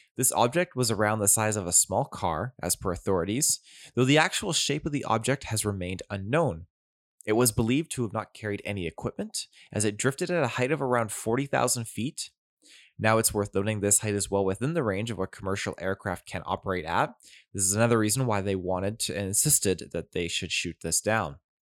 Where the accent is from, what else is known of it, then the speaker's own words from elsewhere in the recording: near Duncan and Ladysmith, Vancouver Island, British Columbia, Canada; This actually took place very close to my hometown.